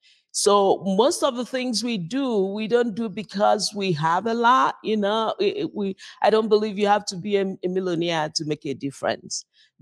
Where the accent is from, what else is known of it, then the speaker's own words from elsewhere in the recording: Nigeria; now in United States; We're originally from Nigeria.